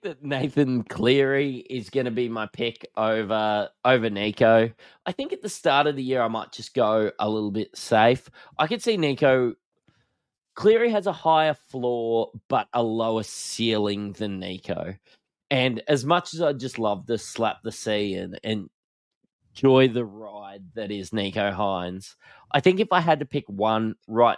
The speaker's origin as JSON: {"language": "English", "region": "Queensland", "country": "Australia", "said": "I'm a Queenslander"}